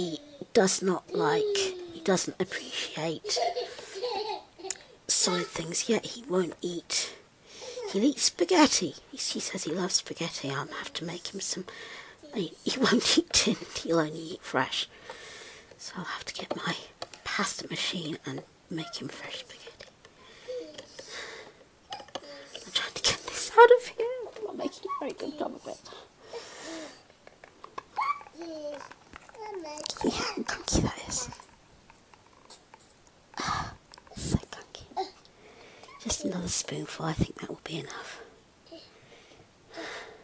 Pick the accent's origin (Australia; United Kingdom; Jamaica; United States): United Kingdom; I'm British